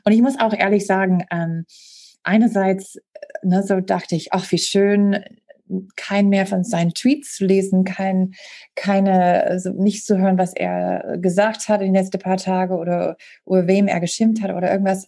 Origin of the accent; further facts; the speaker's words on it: Green Bay, Wisconsin, United States; German is a second language; now in Germany; meiner Heimatstadt Green Bay